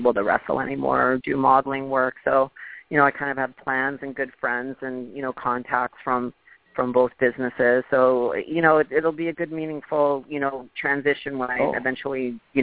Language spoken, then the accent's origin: English; Thunder Bay, Ontario, Canada; moved away as an adult; also born or lived in Los Angeles; now in United States; I'm originally from Thunder Bay